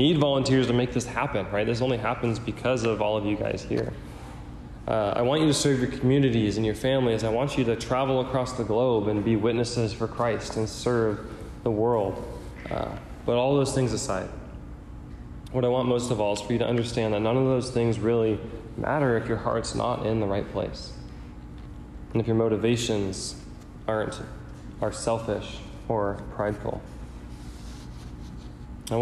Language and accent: English; United States; I'm wired that way growing up in America